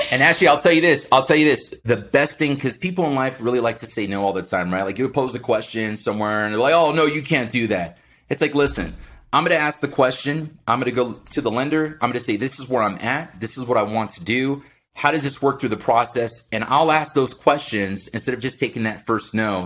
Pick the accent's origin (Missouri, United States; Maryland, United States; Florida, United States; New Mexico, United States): Florida, United States; Miami; moved away; born and raised in Miami, Florida.